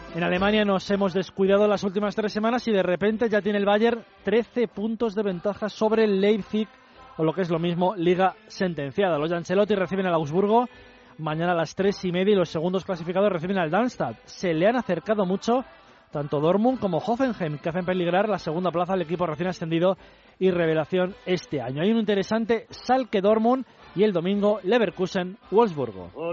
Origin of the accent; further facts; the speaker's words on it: Argentina; soy argentino